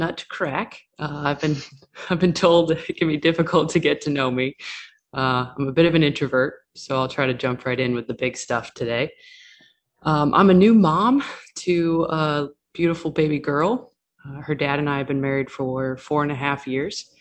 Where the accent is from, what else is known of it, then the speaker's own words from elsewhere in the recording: New York, United States; I grew up on the East Coast, mostly New York, not the city